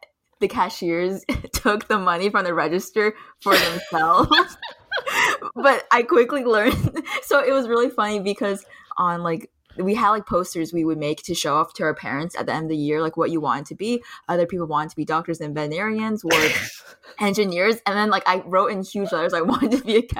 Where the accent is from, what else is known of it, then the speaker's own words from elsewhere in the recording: Plainsboro, New Jersey, United States; also born or lived in Pennsylvania / China; I grew up predominantly in Plainsboro, New Jersey